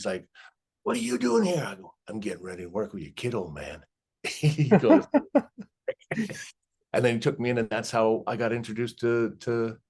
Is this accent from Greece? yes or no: no; Canada; So, and I grew up in Canada.